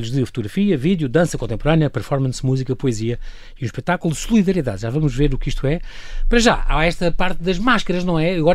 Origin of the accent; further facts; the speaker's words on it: Brazil; now in Portugal; Sou, sou brasileiro, sim, estou cá desde bem. 2002, sim.